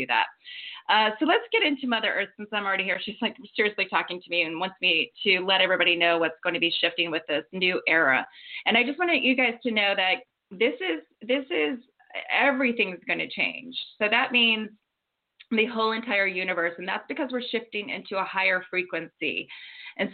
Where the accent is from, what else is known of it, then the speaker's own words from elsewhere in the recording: Ohio, United States; now in Montecito, United States; I'm actually from Ohio